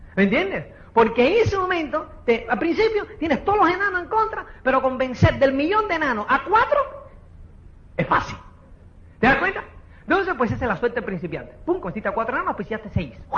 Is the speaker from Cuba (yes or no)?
yes; Cuba; now in Spain; como es cubano